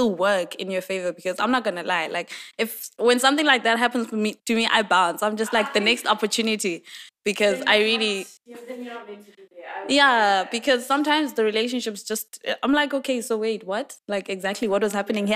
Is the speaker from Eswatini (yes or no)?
yes; Eswatini; I'm from Swaziland